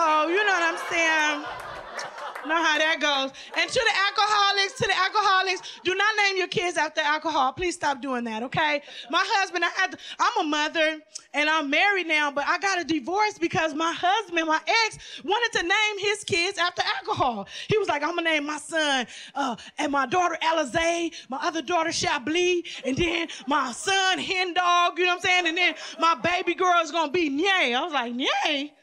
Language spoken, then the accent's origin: English; Lynwood, California, United States; I was raised in a Latino neighborhood. I'm from Linwood